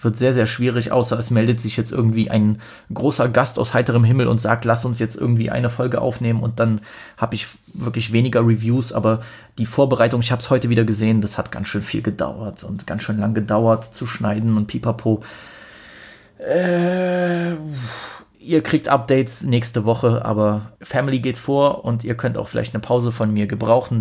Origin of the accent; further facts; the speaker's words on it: Poland; als Pole